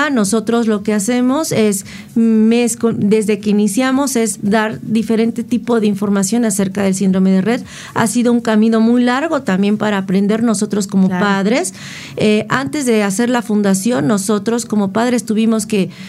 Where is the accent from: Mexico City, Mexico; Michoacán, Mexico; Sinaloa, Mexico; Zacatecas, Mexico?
Mexico City, Mexico; Entonces yo soy de la Ciudad de México